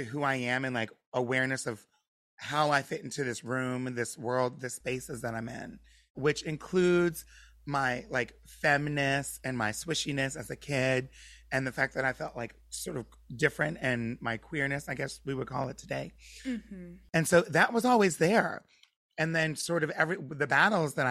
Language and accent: English; Pennsylvania, United States; moved away; also born or lived in Delaware; born in Pennsylvania and then moved to Delaware